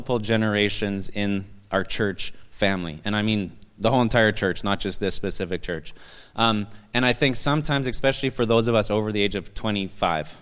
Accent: Canada; I'm Canadian.

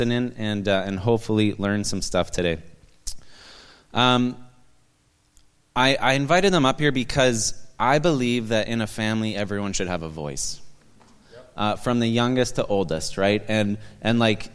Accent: Canada; I'm Canadian.

